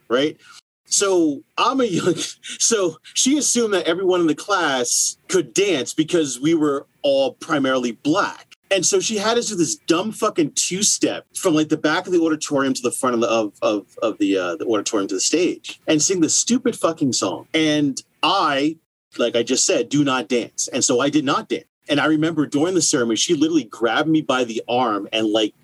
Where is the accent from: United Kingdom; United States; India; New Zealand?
United States; New Jersey; I was born in New Jersey and I went to grade school in Jersey.